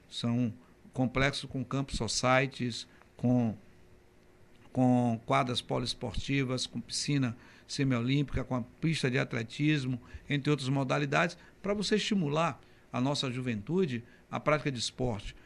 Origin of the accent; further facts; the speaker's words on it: Camaçari, Bahia, Brazil; na estação de Camaçari, saltava na estação da calçada e ia andando até o Colégio Central da Bahia